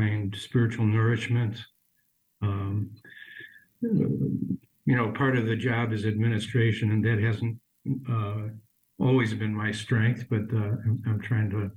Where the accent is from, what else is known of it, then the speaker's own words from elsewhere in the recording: Chicago, Illinois, United States; I'm a Chicagoan, was ordained for the Archdiocese